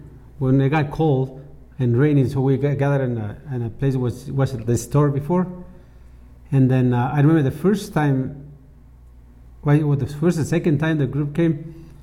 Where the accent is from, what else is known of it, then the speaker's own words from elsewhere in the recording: La Quemada, Chihuahua, Mexico; moved away as an adult; also born or lived in United States; now in Bachiniva, Mexico; I was born near Bachiniva, and a place named La Quemada. So it's about 25, 30 minutes from here. And I went to the United States when I was 19